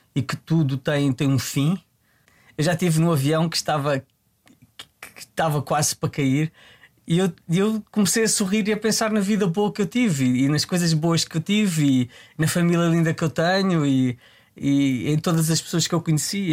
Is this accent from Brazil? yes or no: no; Tramagal, Santarém District, Portugal; Eu desde muito novo, eu venho de uma, venho de uma terra, venho do Tramagal